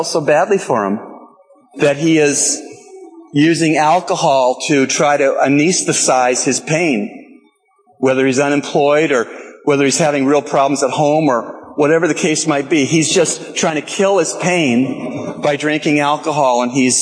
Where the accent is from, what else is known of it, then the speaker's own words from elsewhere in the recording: Canada; I'm Canadian